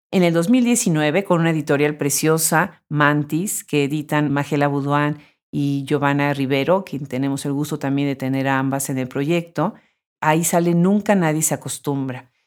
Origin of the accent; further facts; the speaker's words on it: Mexico; yo soy de origen mexicano